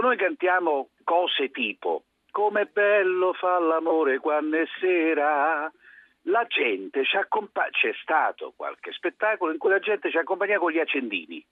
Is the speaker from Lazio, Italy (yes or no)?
yes; Rome, Lazio, Italy; Io sono, sì, molto, direi anche troppo romano